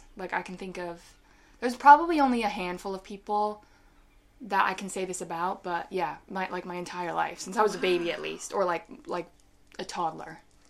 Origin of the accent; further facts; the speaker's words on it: Manchester-by-the-Sea, Massachusetts, United States; moved away; also born or lived in Salem, Massachusetts; So I was born in Salem, Massachusetts. And we relocated when I was a tiny baby to Manchester-by-the-Sea, Massachusetts. And that is where I grew up for like most of my...